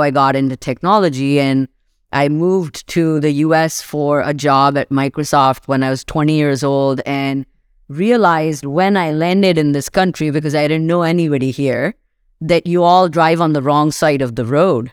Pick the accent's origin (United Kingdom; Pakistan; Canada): Pakistan; moved away as an adult; now in Seattle, United States; I grew up in Pakistan